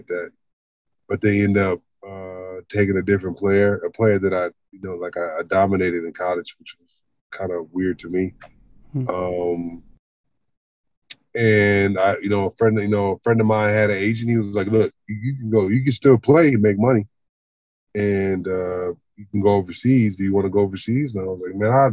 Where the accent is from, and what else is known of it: Los Angeles, California, United States; born or raised there; accent: Angelino; also born or lived in North Dakota / Sacramento / Texas